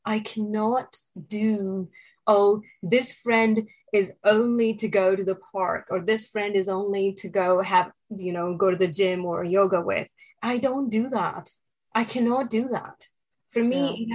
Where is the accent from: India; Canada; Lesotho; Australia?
India; moved away as an adult; now in New York City, United States; I was born and raised in India